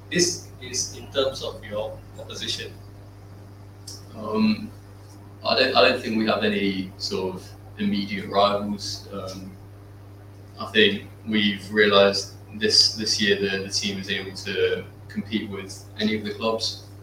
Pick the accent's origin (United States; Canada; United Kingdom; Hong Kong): United Kingdom; now in Singapore; I'm not actually Singaporean. Mm. I'm a British foreigner here.